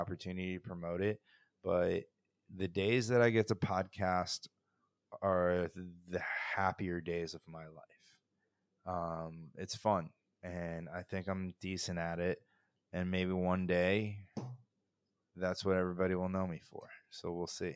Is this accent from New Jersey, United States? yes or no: yes; New Jersey, United States; now in Florida, United States; I grew up in New Jersey